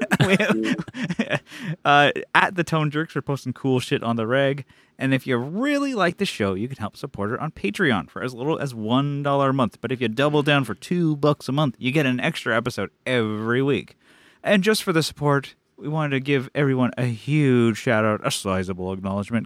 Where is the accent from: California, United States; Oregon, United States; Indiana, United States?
California, United States; San Diego; we're from San Diego